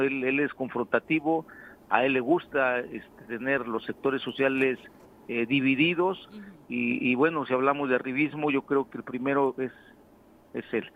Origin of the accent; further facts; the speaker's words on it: San Carlos, Morelos, Mexico; como ayudante municipal de San Carlos